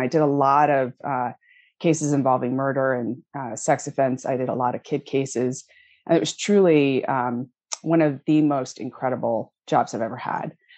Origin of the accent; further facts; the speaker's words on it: Connecticut, United States; moved away as an adult; also born or lived in Washington, D.C.; I grew up in Connecticut.